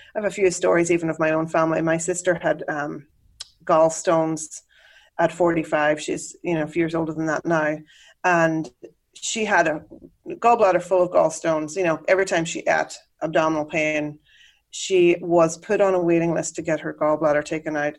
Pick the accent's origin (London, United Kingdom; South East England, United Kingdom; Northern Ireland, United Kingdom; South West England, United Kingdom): Northern Ireland, United Kingdom; accent: Irish brogue; moved away as an adult; also born or lived in Dublin, Ireland; now in Chicago, United States; I grew up in Northern Ireland, which is technically ah, part ah, of the okay. UK